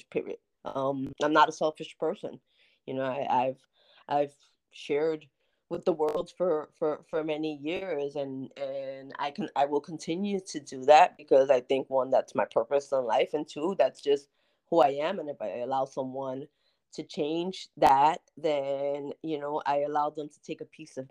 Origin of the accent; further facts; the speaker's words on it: United States; also born or lived in North New Jersey; I'm from the Bronx. From North New Jersey